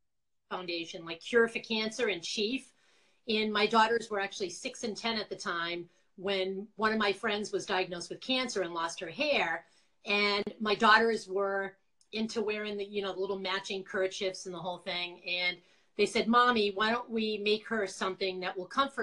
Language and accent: English; Quincy, Massachusetts, United States; accent: Boston; moved away as an adult; now in Connecticut, United States; I am from Quincy, Massachusetts, originally all my life with my Boston accent still. I've lived in Connecticut for about 20 years